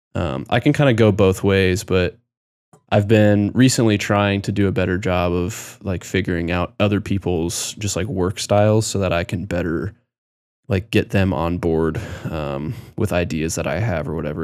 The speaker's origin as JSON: {"language": "English", "region": "Nebraska", "country": "United States", "tie": "born or raised there", "also_born_or_lived": "Colorado", "said": "my sister and I, when we moved to Nebraska when we were really young, I, I was going into, like, second grade"}